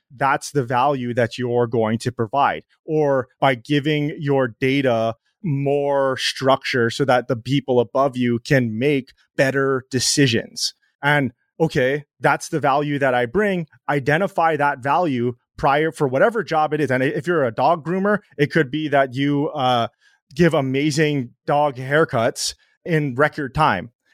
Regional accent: Hawaii, United States; I grew up in Hawaii

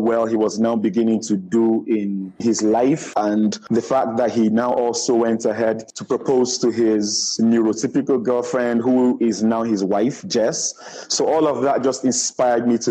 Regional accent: Nigeria; I'm a Nigerian

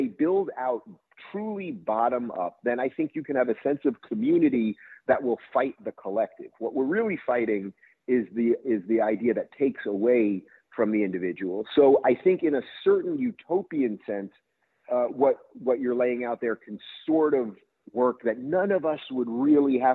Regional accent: Long Island, New York, United States; also born or lived in Brooklyn, New York / Manhattan, New York; I grew up in Long Island.

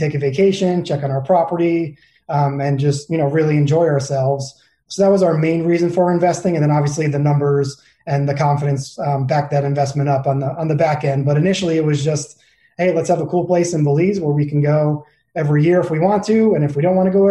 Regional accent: New York, United States; moved away as an adult; also born or lived in Arizona / San Diego; now in Phoenix, United States; I grew up in New York. I came out to Arizona for college

